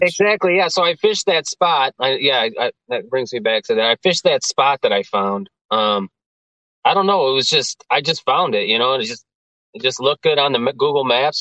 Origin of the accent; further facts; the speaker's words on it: Geneva, Illinois, United States; I grew up in Geneva